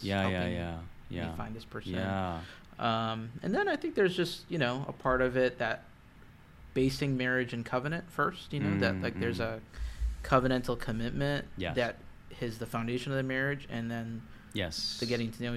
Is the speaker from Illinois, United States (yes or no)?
yes; Chicago, Illinois, United States; moved away; also born or lived in Lincolnwood; we grew up in Chicago area. I was born in the city, I guess, but moved to the suburbs, you know, kind of north suburb called Lincolnwood